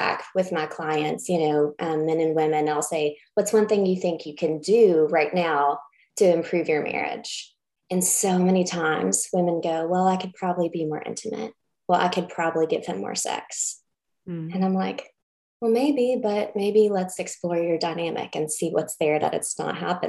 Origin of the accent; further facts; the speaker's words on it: Kentucky, United States; someone who grew up in the evangelical South, I'm from Kentucky. So right in the Bible Belt